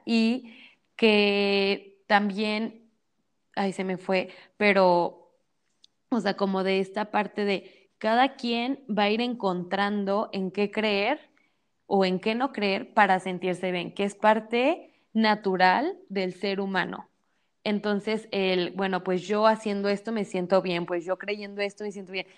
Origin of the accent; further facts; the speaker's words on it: Mexico; soy mexicana